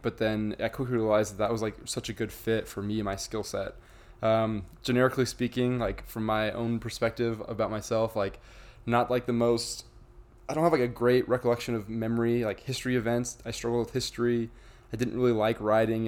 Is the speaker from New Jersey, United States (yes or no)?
no; Idaho, United States; now in St. George, United States; I'm from Idaho.